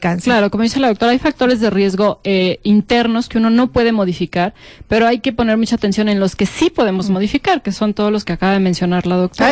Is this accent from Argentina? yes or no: no; northern Mexico, Mexico; yo soy norteña